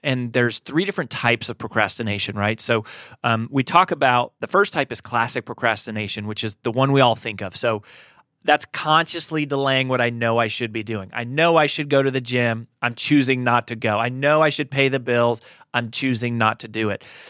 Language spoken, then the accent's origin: English; Colorado, United States; moved away as an adult; now in Nashville, United States; I grew up in Colorado. We've been in Nashville since twenty ten